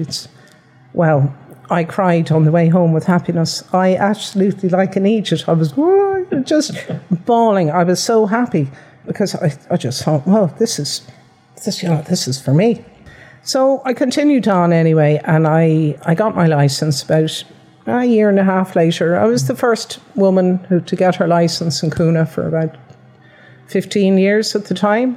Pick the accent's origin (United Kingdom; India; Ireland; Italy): Ireland; Dublin, Leinster; now in Limerick, Ireland; I'm originally from Dublin